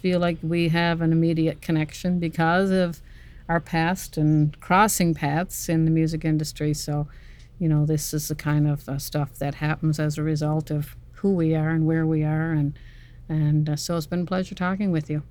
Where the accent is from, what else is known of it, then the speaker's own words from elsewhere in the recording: North West River, Newfoundland and Labrador, Canada; moved away as an adult; now in Norris Point, Canada; I'm from Northwest River, Labrador